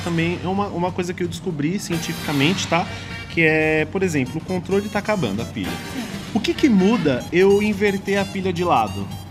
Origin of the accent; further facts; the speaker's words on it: Ferraz de Vasconcelos, São Paulo, Brazil; sou paulista, morador da cidade de Ferraz paulista. de Vasconcelos